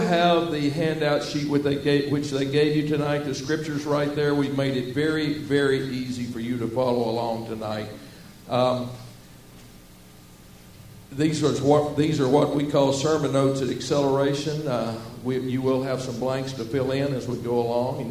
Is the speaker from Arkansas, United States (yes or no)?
yes; Southwest Arkansas, United States; where I grew up in Southwest Arkansas. I grew up talking like this, y'all.